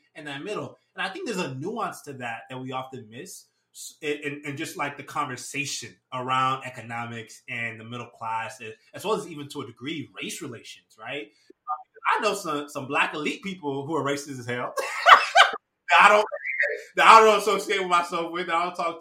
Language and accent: English; United States; also born or lived in Nigeria; I've lived in Nija up until I was six